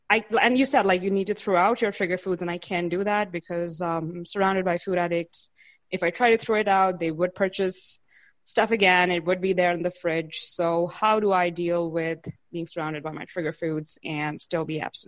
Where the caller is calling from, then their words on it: India; So I'm calling in from India.